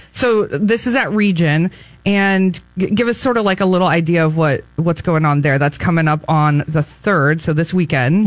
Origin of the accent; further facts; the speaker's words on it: Atascadero, California, United States; now in San Luis Obispo, United States; that's my my hometown. Go Hounds!